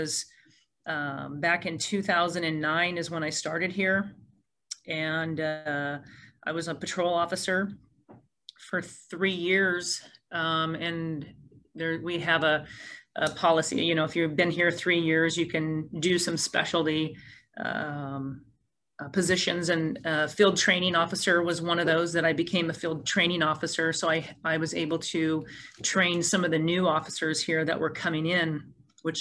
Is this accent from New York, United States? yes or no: no; Port Orchard, Washington, United States; this community where I was not born, but I was raised here in Port Orchard. I've lived here for over 45 years